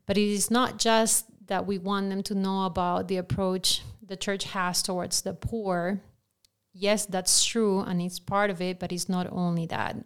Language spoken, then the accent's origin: English; Lima, Peru; English is a second language; moved away; I grew up in Lima, Peru, and we're known for not being politically correct